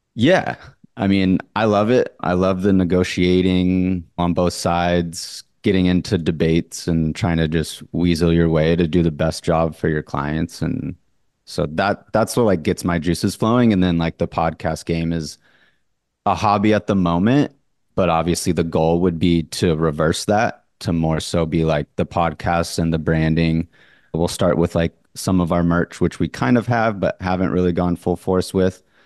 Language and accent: English; Orange County, California, United States; born and raised in Orange County, California, the Newport Beach, Laguna Beach lifestyle.